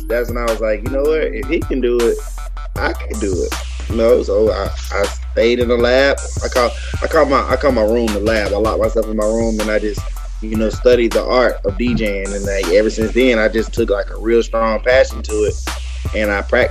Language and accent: English; Jackson, Mississippi, United States; I'm from Mississippi too. I'm from Jackson